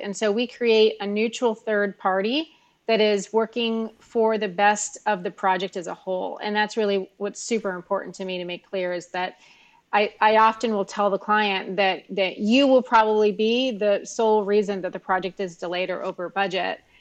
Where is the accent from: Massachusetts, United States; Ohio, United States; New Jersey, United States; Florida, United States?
Florida, United States; Miami; I was born and raised here in Miami in South Florida